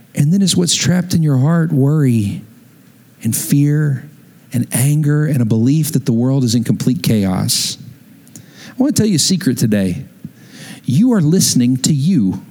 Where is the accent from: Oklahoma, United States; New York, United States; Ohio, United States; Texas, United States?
Texas, United States; West; moved away; I grew up in West Texas, there was hardly any water